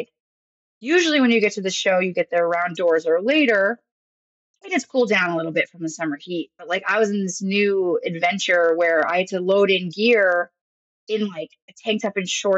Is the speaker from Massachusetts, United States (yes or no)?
yes; Massachusetts, United States; moved away as an adult; now in Arkansas, United States; I'm from Massachusetts, so Great Woods is my home venue.